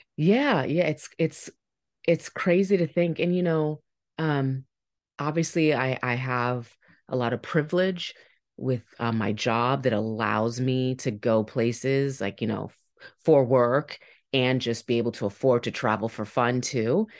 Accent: Fairfax County, Northern Virginia, United States; also born or lived in Toronto, Canada; I'm from Northern Virginia, Fairfax County, but, like, West Fairfax, so right on the Loudoun County line. So I grew up, like, fifteen minutes from, like, Stone Tower

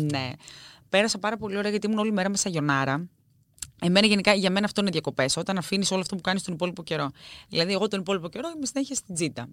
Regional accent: Greece; όσοι είμαστε και παιδιά τη επαρχία, έχουμε τέτοια βιώματα. Εγώ θυμάμαι μικρή να πηγαίνω στο χωριό μου

